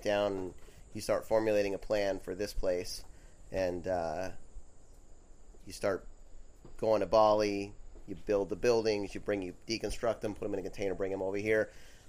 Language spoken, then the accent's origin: English; Florida, United States; moved away as an adult; also born or lived in Santa Barbara, California; I grew up in Florida